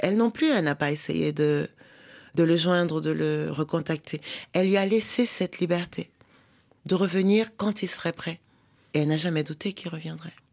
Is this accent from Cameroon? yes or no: yes; Douala, Littoral, Cameroon; first language French; now in Paris region, France; j'ai grandi à Douala et j'ai aussi appris l'argot de Douala